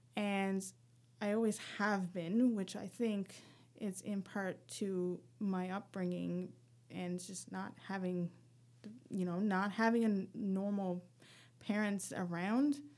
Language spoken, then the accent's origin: English; rural Newfoundland, Newfoundland and Labrador, Canada; moved away as an adult; now in Halifax, Canada; growing up in Newfoundland